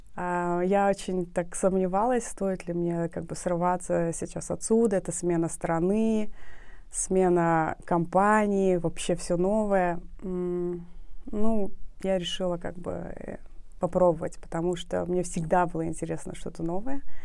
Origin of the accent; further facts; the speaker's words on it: Nukus, Karakalpakstan, Uzbekistan; я родилась э, в Нукусе